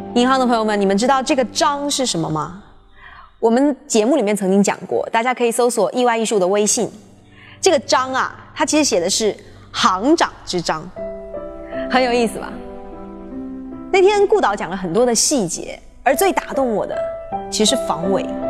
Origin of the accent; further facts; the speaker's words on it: China; 我们中国人